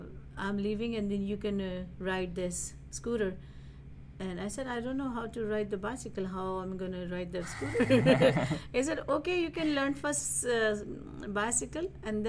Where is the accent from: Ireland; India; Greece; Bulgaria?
India; now in United States; Because the first time when I was I flew from India to here, and in the Detroit Metro, after my immigration